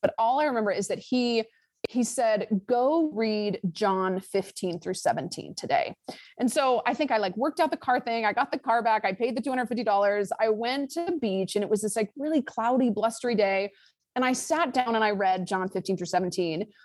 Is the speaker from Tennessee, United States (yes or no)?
no; Lake Tahoe, California, United States; I am from Lake Tahoe, California, Northern California